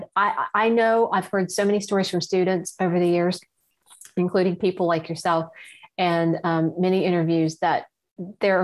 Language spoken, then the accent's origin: English; Ohio side of the Ohio River, United States; I grew up on the Ohio side of the Ohio River